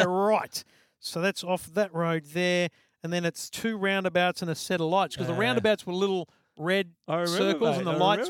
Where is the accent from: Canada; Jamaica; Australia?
Australia; Queensland; now in Sydney, Australia; as a kid, as a Queenslander.